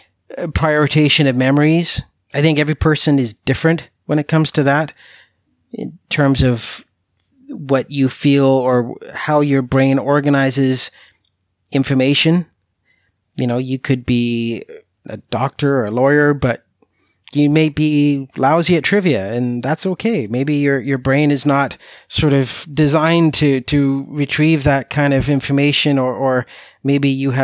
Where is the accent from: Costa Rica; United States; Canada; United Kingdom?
Canada; lifelong interest and love of U.S. politics, which some people may find very bizarre, seeing as how I'm from Canada.